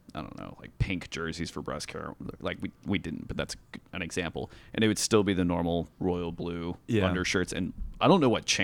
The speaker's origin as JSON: {"language": "English", "town": "Nashville", "region": "Tennessee", "country": "United States", "tie": "born or raised there", "said": "So that's where I grew up. That's my hometown, and it is still to this day wild to me, like, for people to be like, oh yeah, I want to go vacation in Nashville"}